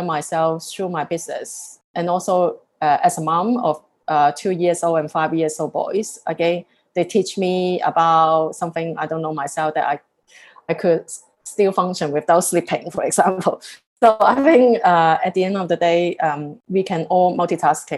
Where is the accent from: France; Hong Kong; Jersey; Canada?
Hong Kong; also born or lived in Singapore; now in London, United Kingdom; I love Hong Kong, where I come from